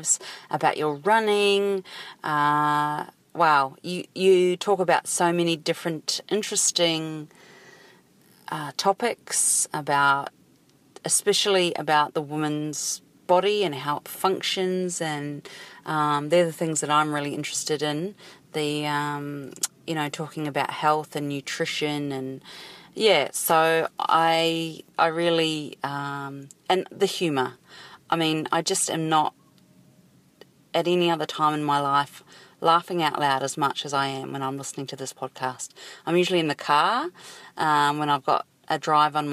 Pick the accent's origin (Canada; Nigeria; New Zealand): New Zealand; now in Sydney, Australia; I live in Sydney, Australia. I'm actually a Kiwi from New Zealand